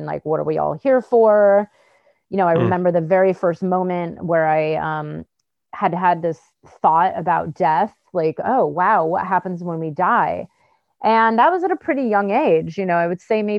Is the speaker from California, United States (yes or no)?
yes; Bay Area, California, United States; I grew up in the Bay Area in California